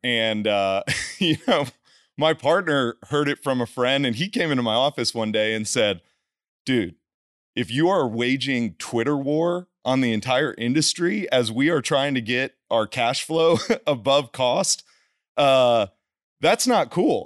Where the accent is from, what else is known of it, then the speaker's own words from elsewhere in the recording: New Jersey, United States; moved away as an adult; also born or lived in Houston / Los Angeles; I'm a kid from New Jersey, played football